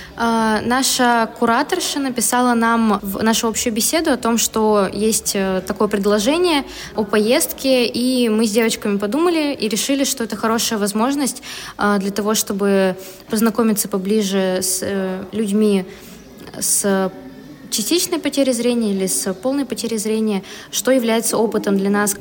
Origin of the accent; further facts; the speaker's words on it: Tyumen, Tyumen Oblast, Russia; я из Тюмени, учусь в Тюменском государственном университете